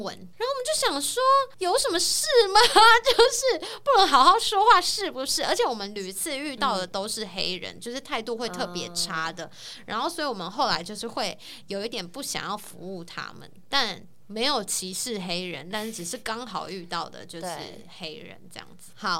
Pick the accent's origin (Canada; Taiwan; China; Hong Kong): Taiwan; moved away; 除了我们台湾人之外